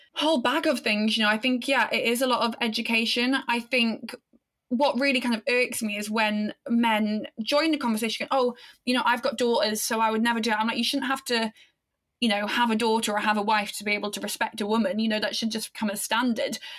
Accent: Aberystwyth, Wales, United Kingdom; in this small town, Wales, where I grew up, Aberystwyth

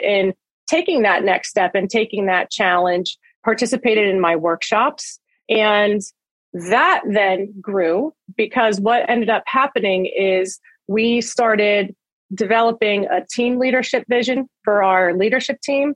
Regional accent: Phillipsburg, New Jersey, United States; also born or lived in Bethlehem, Pennsylvania; I went back to my hometown. I went back to Phillipsburg High School

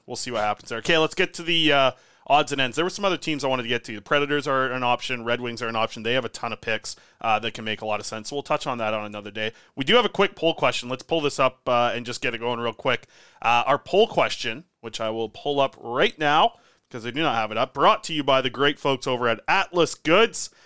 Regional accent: Nanaimo, British Columbia, Canada; my hometown, Nanaimo

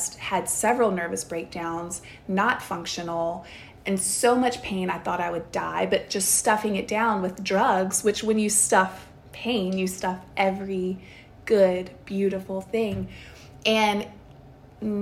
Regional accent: the South, United States; I grew up in the South

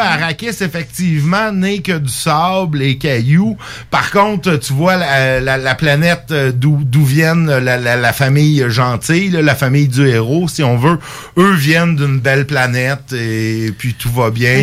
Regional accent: Quebec, Canada; en tant que Québécois

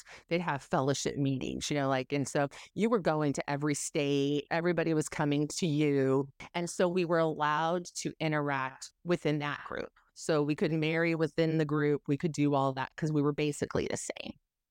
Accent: Southern California, United States; now in Tennessee, United States; I grew up in Southern California. My parents moved there from Dubuque, East Dubuque, Illinois. So just a hole in the wall place in Illinois. And we end up in California.

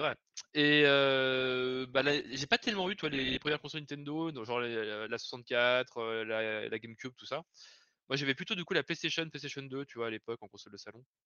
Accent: Lyon region, Auvergne-Rhône-Alpes, France; je viens de la région de Lyon

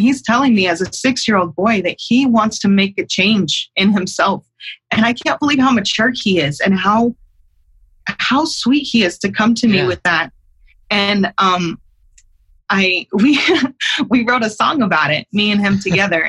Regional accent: Utah, United States; I was living in my hometown in Utah

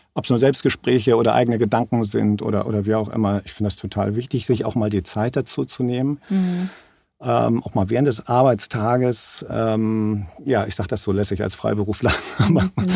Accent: Germany; bei uns in Deutschland

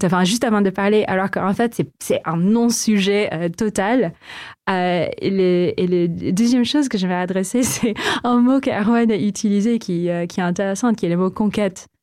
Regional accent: Philippines; French is a second language; moved away as an adult; also born or lived in Canada; now in France; j'ai grandi aux Philippines aussi

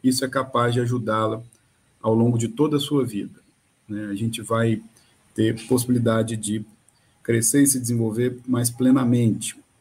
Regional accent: Minas Gerais, Brazil; moved away; eu sou de Minas

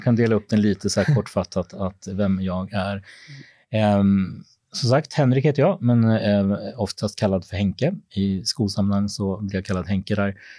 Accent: Småland, Sweden; moved away as an adult; also born or lived in Peru; now in Stockholm, Sweden; jag kommer egentligen från Småland, där jag är uppvuxen

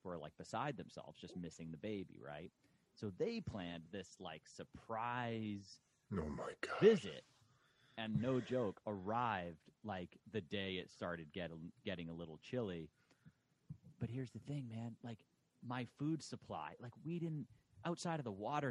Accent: Boston, Massachusetts, United States; moved away as an adult; now in Texas, United States; growing up in Boston

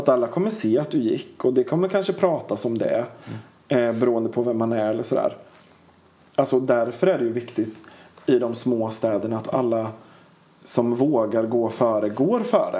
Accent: Linköping, Östergötland, Sweden; moved away; also born or lived in Piteå / Tjörn / Gothenburg / Kungälv; jag är född och uppvuxen i Linköping

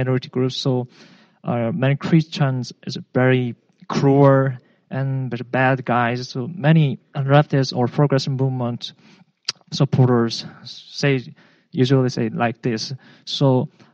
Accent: South Korea; moved away; I'm a foreigner. I am from South Korea.

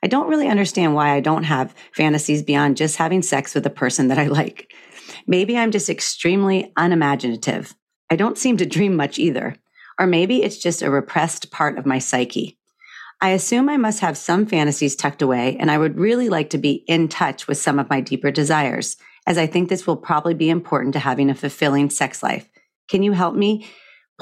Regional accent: the South, United States; moved away; I come from the South

